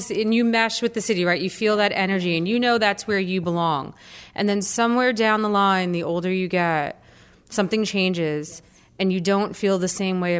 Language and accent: English; New York City, New York, United States; moved away as an adult; now in Florida, United States; growing up in Brooklyn and taking the train into Manhattan every day